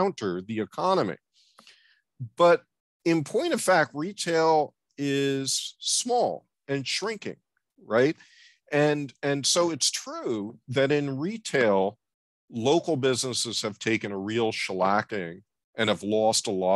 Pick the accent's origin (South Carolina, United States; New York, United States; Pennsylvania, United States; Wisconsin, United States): New York, United States; I grew up in New York, late 1950s, early 1960s